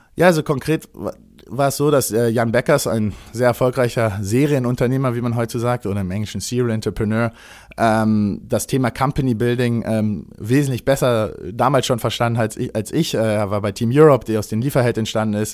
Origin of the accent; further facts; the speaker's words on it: Berlin, Germany; Ich bin gebürtiger Berliner